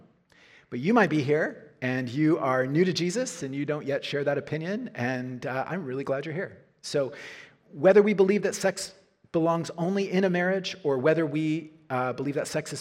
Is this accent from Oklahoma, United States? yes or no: yes; Norman, Oklahoma, United States; University of Oklahoma, my hometown